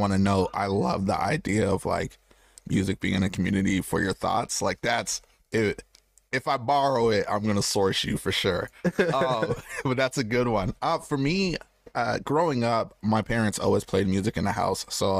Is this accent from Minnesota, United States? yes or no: no; Michigan, United States; also born or lived in Landstuhl, Germany / Arizona; So I was born in Germany, Landstuhl, Germany. That was only like the first 4 years of my life. Then we moved to Arizona. So as a youth, I was in Arizona for a while. And then I think like fifth grade, we came to Michigan